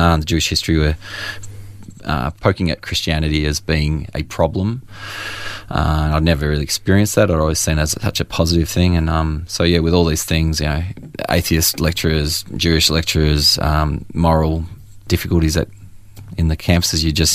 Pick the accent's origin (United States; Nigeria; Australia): Australia; Churchill, Victoria; also born or lived in Moe; I was born in Moe and grew up in Churchill, Latrobe Valley mining town